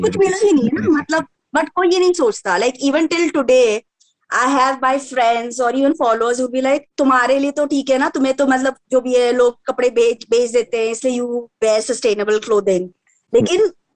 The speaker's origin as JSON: {"language": "Hindi", "region": "Jharkhand", "country": "India", "said": "हम लोग झारखंड से हैं"}